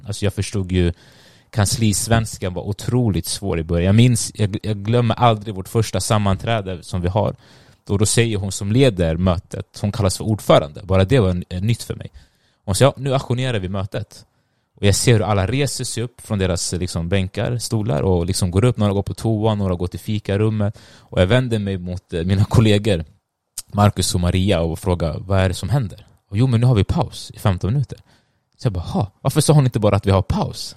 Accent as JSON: {"language": "Swedish", "region": "Stockholm County", "country": "Sweden", "tie": "born or raised there", "also_born_or_lived": "Sundbyberg", "said": "jag är född och uppväxt i Sverige, eh, men mina föräldrar är från Eritrea"}